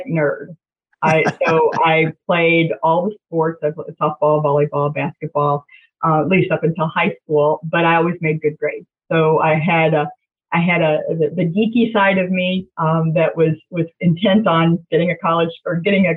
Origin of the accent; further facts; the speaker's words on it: Jeffersonville, Indiana, United States; also born or lived in Louisville, Kentucky; I'm the first generation in my family to grow up in Jeffersonville